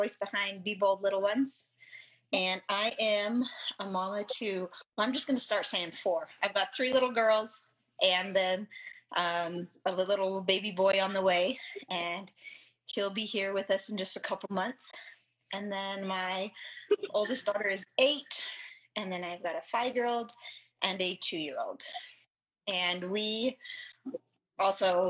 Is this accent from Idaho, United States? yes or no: yes; Idaho, United States; I'm from Idaho, so I'm used to the, I grew up in the cold